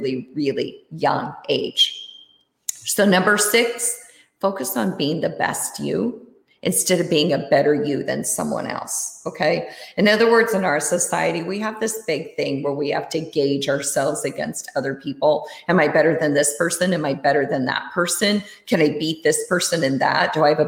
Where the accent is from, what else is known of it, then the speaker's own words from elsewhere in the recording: Iowa, United States; also born or lived in Germany / Switzerland; when I was growing up, I lived in Iowa. I grew up in Iowa